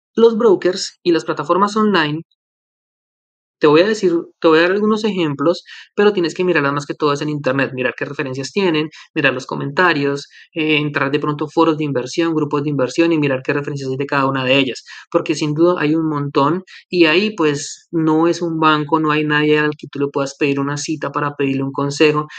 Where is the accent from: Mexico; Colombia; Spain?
Colombia; now in Canada; Colombia, que es mi país de origen y que también conozco más o menos